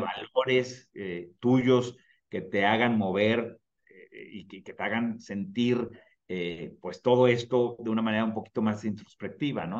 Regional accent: Mexico; en México como mexicano

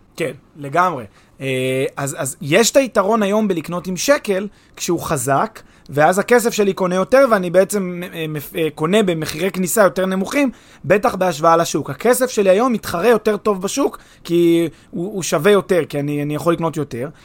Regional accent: Israel

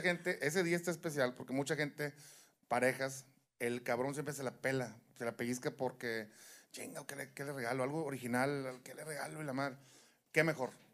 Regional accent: Monterrey, Nuevo León, Mexico

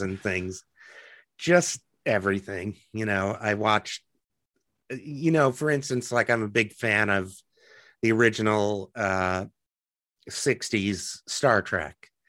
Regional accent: Lincoln, Nebraska, United States; moved away as an adult; also born or lived in Athens, Georgia / New York / Los Angeles; now in Omaha, United States; I really liked growing up in Lincoln

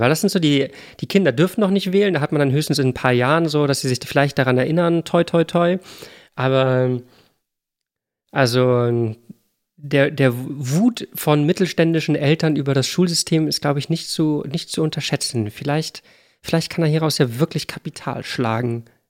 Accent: Hamburg, Germany; Ich komme aus Hamburg.

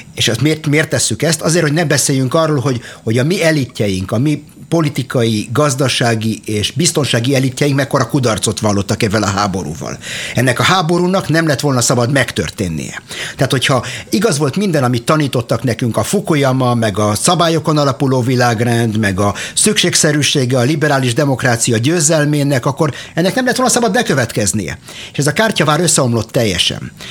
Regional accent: Arad, Arad County, Romania; now in Israel; Én Aradon születtem, a Partiumban, e, és 1987-ben a szüleimmel e, vándoroltunk ki Izraelbe

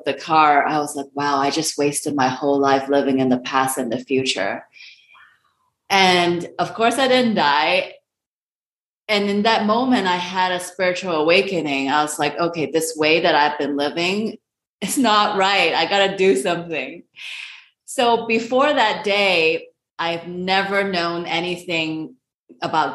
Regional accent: Hong Kong; moved away; So I am an Asian immigrant. I'm originally from Hong Kong

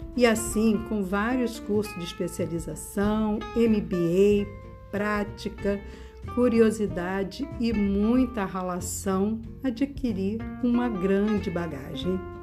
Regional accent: Rio de Janeiro, Brazil; Sou carioca da Gema, nascida e criada no Rio de Janeiro

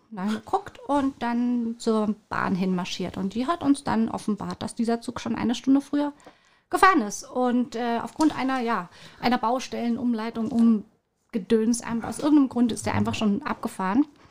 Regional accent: Munich, Bavaria, Germany; accent: Bavarian; moved away as an adult; now in Rügen, Germany; Ich bin gebürtiges Münchner Kindel, bin auf, auch äh, aufgewachsen in München und äh, habe niederbayerische Wurzeln

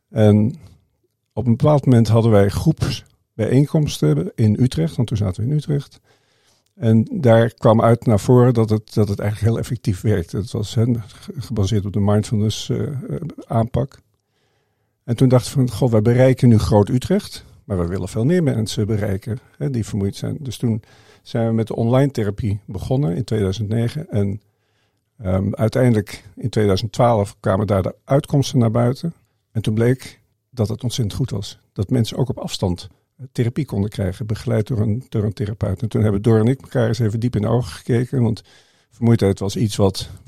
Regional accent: Indonesia; born there; Maar ik ben de zoon van een zendeling. En ik ben in Indonesië geboren. Mijn, mijn vader was zendingsarts.

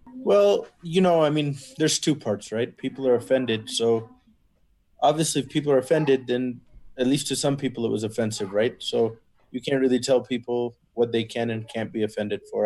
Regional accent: Texas, United States; I was born and raised in Texas, but originally my parents are from Kashmir.

